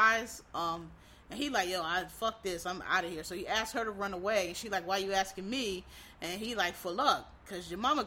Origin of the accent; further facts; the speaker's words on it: East Coast, United States; I'm from the East Coast